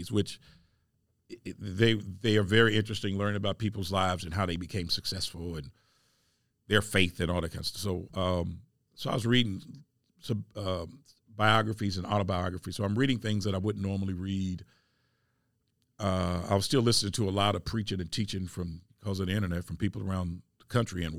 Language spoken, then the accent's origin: English; Indianapolis, Indiana, United States; I'm from Indianapolis, and I'm raised in Arlington Woods